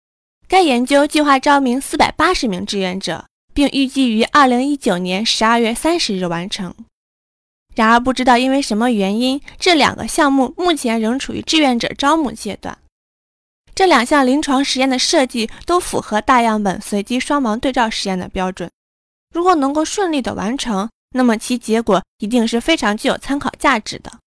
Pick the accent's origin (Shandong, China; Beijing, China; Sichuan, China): Shandong, China; 我老家就是在山东，阿胶也算是我们那边的名产，走亲访友必备礼品。